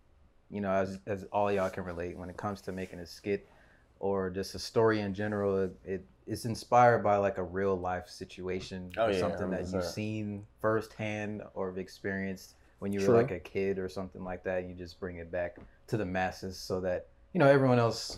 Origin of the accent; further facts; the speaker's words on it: DMV, United States; I'm a content creator, just like the rest of y'all, you know, YouTubers and all that. I'm from the DMV.